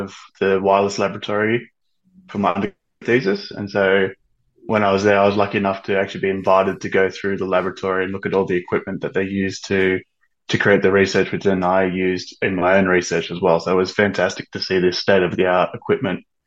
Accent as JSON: {"language": "English", "town": "Sydney", "region": "New South Wales", "country": "Australia", "tie": "born or raised there", "also_born_or_lived": "Far North Queensland / Perth, Western Australia", "moved": "as an adult", "lives_now": "Western Australia, Australia", "said": "But I was born and raised on Dharawal land down in Sydney. I went to school in Sydney, raised there"}